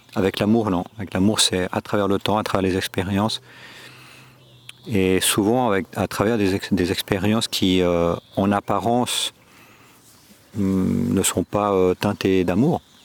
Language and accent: French; Geneva, Switzerland; moved away as an adult; now in Córdoba, Spain; je suis né en Suisse, à Genève. Mes parents sont espagnols